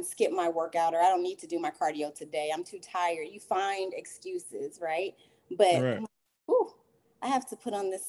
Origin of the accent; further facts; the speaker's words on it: Illinois, United States; now in Killeen, United States; I'm originally from Illinois. I am currently living in Texas, in Killeen, Texas.